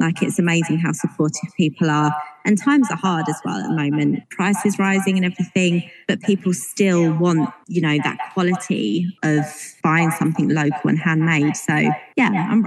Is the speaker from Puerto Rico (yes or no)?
no; Essex, East of England, United Kingdom; now in Northern Ireland; I'm from Essex and you don't get that there